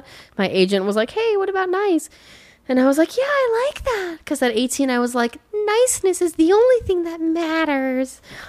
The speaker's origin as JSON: {"language": "English", "country": "France", "tie": "born there", "said": "No, I'm not. I was born in France."}